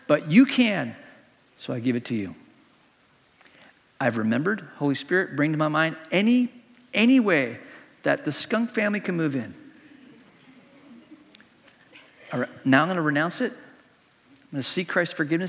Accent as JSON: {"language": "English", "country": "Hong Kong", "tie": "born or raised there", "moved": "yes", "said": "Growing up in Hong Kong, when I was a kid in Hong Kong"}